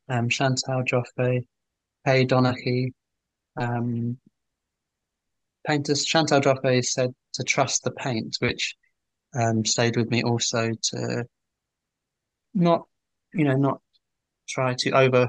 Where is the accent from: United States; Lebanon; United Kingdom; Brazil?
United Kingdom; England; I'm English. I'm 43.